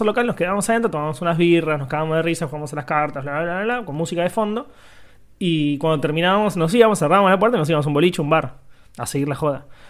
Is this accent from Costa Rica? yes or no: no; Quilmes, Buenos Aires Province, Argentina; yo durante muchos años en mi infancia, en Quilmes, cuando todavía vivía allá